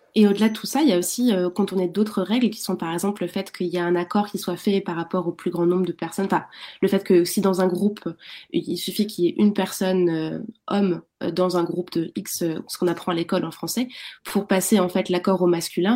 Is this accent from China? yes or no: no; France; en tant que Française, Français